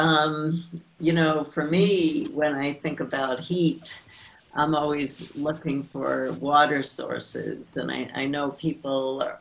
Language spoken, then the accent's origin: English; New York, United States; also born or lived in San Francisco; now in Santa Fe, United States; I grew up in New York, and then I moved to San Francisco, and then back in 1983, I moved to Santa Fe, New Mexico